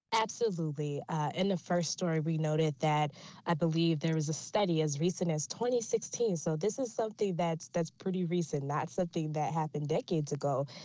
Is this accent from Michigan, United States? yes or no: yes; Detroit, Michigan, United States; Detroit, my hometown